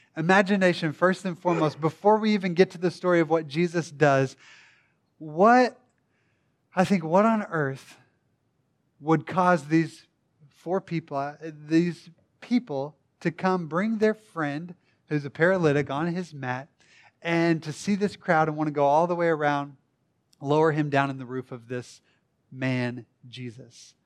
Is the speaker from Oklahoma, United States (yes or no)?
yes; Tishomingo, Oklahoma, United States; also born or lived in Durant, Oklahoma; I'm from Durant, not a big city necessarily. Tishomingo, if you wanna get really specific